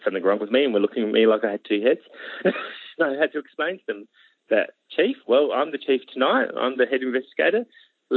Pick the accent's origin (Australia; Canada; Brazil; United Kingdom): Australia; Adelaide, South Australia; born and bred Adelaide, never really moved far